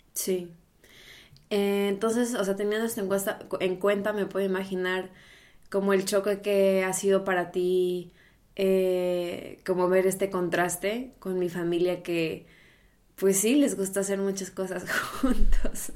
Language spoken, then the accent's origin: Spanish; Mexico; moved away as an adult; also born or lived in Brazil; now in Berlin, Germany; yo soy mexicana, viviendo ahora en Alemania, en Berlín